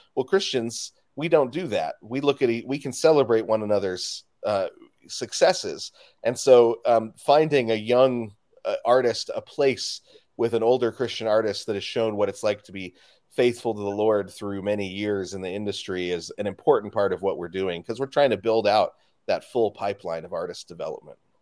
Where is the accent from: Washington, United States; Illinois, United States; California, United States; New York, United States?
Washington, United States; Spokane; I'm from Spokane, Washington